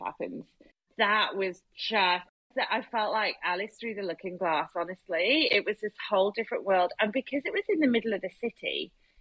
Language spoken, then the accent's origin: English; United Kingdom; I'm so British.